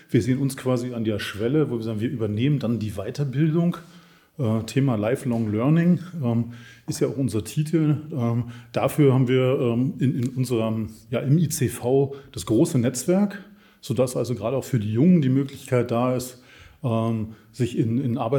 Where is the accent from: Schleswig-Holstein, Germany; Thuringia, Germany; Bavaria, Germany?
Bavaria, Germany; Munich; born there; Wir kennen uns aus München. Insofern freut es mich sehr, in meiner Geburtsstadt hier mit Ihnen zu sein.